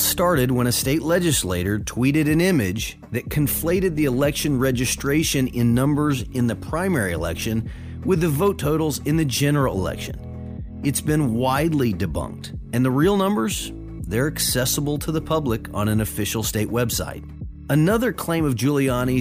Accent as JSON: {"language": "English", "region": "Tennessee", "country": "United States", "tie": "born or raised there", "said": "my home state of Tennessee"}